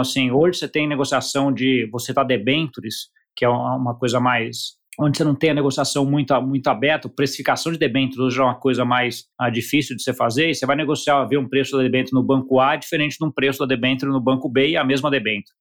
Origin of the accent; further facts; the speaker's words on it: Brazil; a gente como brasileiro